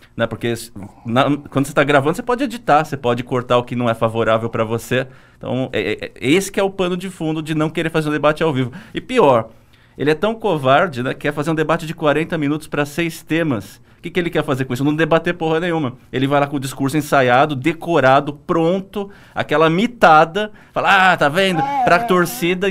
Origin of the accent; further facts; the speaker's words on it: Santo André, São Paulo, Brazil; eu sou de Santo André